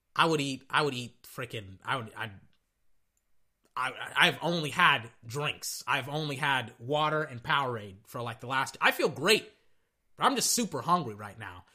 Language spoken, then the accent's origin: English; Texas, United States; I'm from Texas